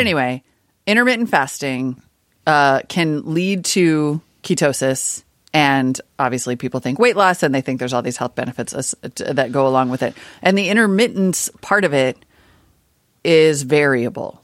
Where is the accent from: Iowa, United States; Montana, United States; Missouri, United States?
Montana, United States; I grew up in Montana